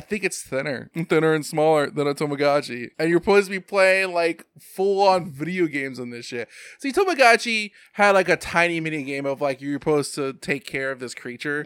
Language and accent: English; United States; Growing up in America